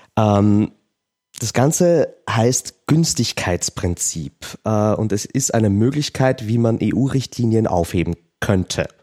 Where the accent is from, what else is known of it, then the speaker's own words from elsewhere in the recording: Austria; bei uns in Österreich